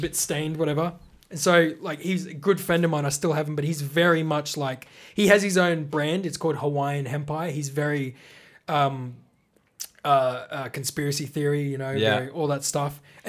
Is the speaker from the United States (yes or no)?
no; Australia